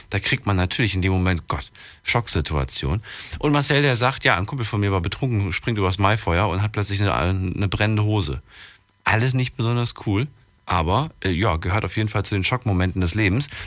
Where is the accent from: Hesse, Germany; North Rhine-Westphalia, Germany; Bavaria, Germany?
Hesse, Germany; Wiesbaden; Äh, ich komme aus Wiesbaden.